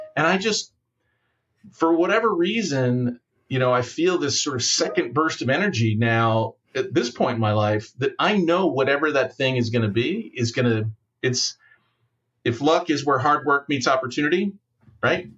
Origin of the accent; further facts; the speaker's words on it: United States; as an American